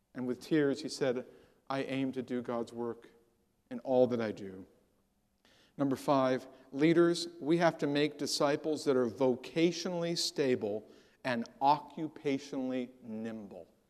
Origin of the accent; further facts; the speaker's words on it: San Jose, California, United States; I grew up in the San, the San Jose area of California, watched it go from orchards to silicon chips in my lifetime